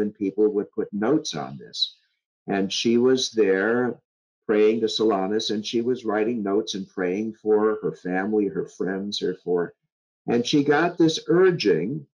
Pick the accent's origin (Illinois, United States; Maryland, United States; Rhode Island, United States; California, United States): Illinois, United States; Chicago; moved away; also born or lived in Wisconsin; I'm from Chicago